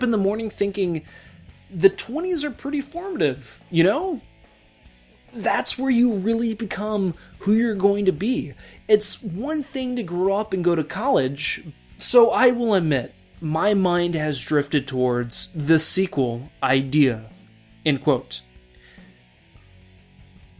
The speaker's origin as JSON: {"language": "English", "town": "Houston", "region": "Texas", "country": "United States", "said": "I'm from Texas. I'm a Houston boy as well."}